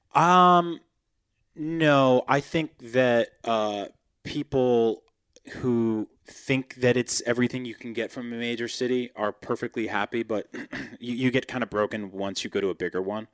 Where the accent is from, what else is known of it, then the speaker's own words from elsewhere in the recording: East Coast, United States; moved away as an adult; now in California, United States; I'm a big, soft California baby now, but I grew up on the East Coast